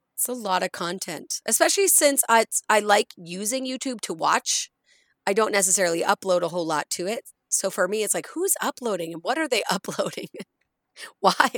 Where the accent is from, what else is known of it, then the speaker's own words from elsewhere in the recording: rural Nova Scotia, Canada; also born or lived in Cape Breton Island; now in Edmonton, Canada; growing up in Nova Scotia, growing up in rural Nova Scotia